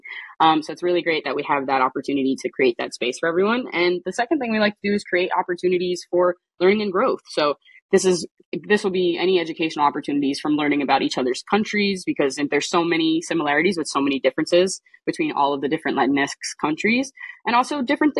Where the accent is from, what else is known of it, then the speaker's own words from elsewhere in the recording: West New York, New Jersey, United States; I grew up in West New York, New Jersey